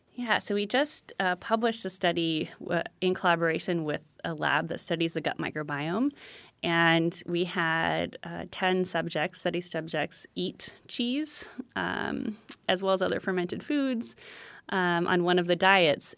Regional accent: San Francisco, California, United States; I'm from San Francisco

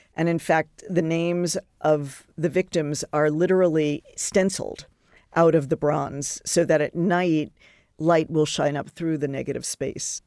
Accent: Long Island, New York, United States; moved away; I grew up on Long Island

